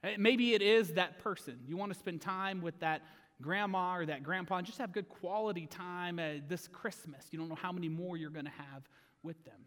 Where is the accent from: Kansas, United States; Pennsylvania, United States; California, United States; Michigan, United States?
Kansas, United States; Oswego; I was graduating from Oswego, Kansas